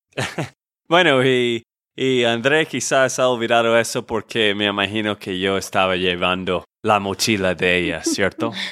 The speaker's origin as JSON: {"language": "Spanish", "region": "Texas", "country": "United States", "said": "de Texas, Estados Unidos"}